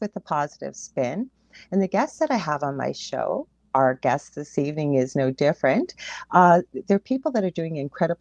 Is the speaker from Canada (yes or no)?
yes; Canada; I am a Canadian clairvoyant medium